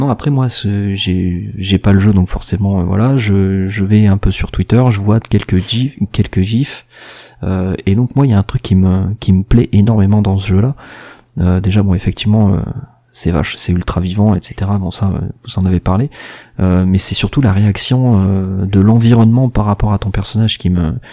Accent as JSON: {"language": "French", "town": "Marseille", "region": "Provence-Alpes-Côte d'Azur", "country": "France", "said": "avec un accent je suis marseillais, faut pas, hein, d'accord"}